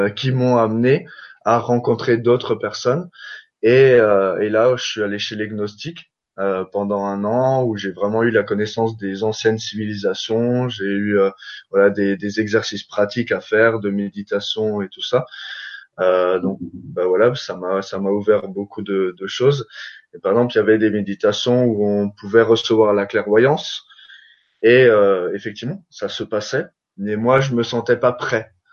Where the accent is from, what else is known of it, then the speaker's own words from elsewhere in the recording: Alsace, Grand Est, France; je viens d'Alsace